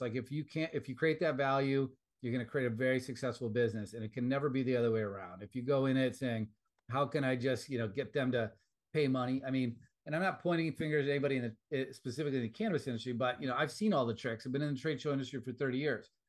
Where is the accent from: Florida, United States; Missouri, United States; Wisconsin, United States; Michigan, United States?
Wisconsin, United States; moved away; back in my home state of Wisconsin.